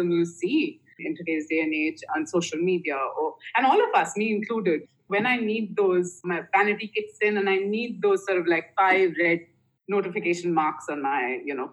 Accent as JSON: {"language": "English", "country": "India", "tie": "born or raised there", "said": "I grew up in you know, my father was in the Air Force in uh, back home in India, and I grew up in Air Force stations all over India, and we moved every two years"}